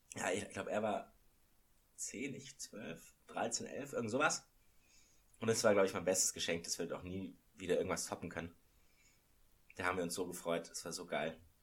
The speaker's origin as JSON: {"language": "German", "town": "Munich", "region": "Bavaria", "country": "Germany", "tie": "born or raised there", "said": "als ich aufgewachsen bin in München"}